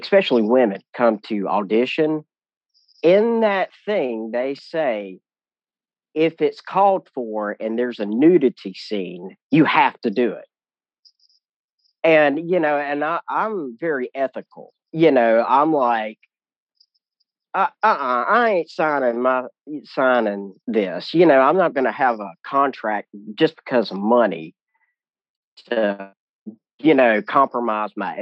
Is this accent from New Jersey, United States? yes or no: no; South Mississippi and South Alabama, United States; accent: Southern; my Southern, I can't help it, my accent. I grew up, you know, in South Mississippi and South Alabama